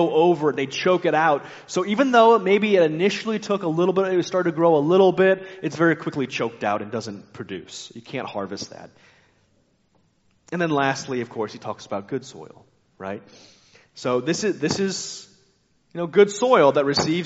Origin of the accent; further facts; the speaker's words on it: United States; I like being American, but I'm frustrated often being an American